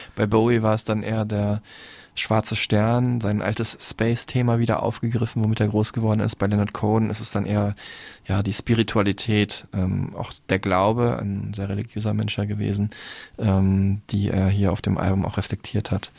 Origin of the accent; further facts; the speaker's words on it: Dortmund, North Rhine-Westphalia, Germany; in Dortmund, meine Heimatstadt